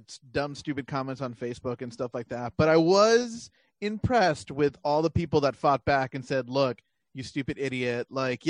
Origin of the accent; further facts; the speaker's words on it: near Edinburg, Texas, United States; Edinburgh which is like close to my hometown.